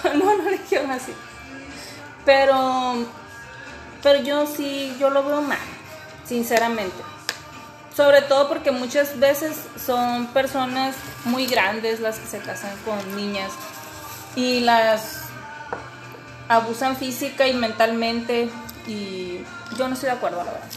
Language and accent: Spanish; Hermosillo, Sonora, Mexico; Yo soy, yo soy de Hermosillo, Sonora